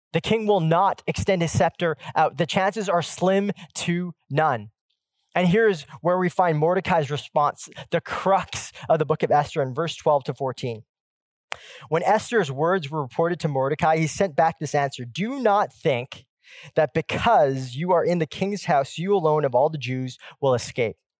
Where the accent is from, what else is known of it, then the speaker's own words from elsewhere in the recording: Pacific Northwest, United States; I grew up in the Pacific Northwest where the Seattle Supersonics ruled